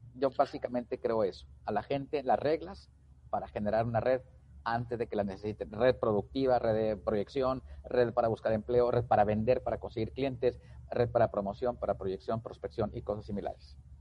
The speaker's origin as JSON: {"language": "Spanish", "region": "Tamaulipas", "country": "Mexico", "also_born_or_lived": "Pachuca, Hidalgo", "moved": "yes", "lives_now": "Nuevo León, Mexico", "said": "soy de Tamaulipas, vivo en el estado de Nuevo León desde hace mucho tiempo"}